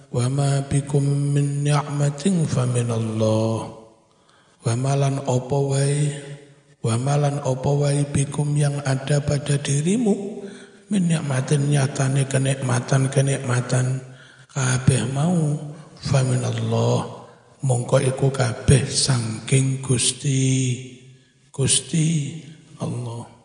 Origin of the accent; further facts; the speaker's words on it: East Java, Indonesia; Dulu kan di desa saya itu nggak jauh dari Sungai Berantas.